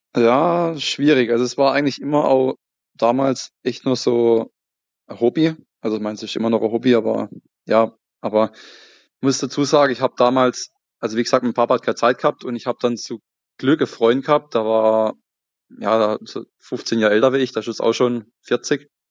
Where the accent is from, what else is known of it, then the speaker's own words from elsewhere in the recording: Emmendingen, Baden-Württemberg, Germany; ich komme ähm, aus dem Schwarzwald, aus, ja, besser gesagt, aus dem Kaiserstuhl. Schau, ja. Äh, relativ bekannte Urlaubsregion, Weinregion. Und genauer gesagt aus Emmendingen